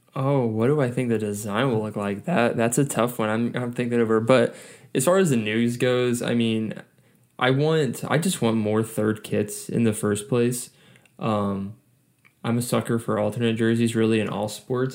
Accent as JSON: {"language": "English", "town": "Atlanta", "region": "Georgia", "country": "United States", "said": "it's Atlanta, like my hometown club"}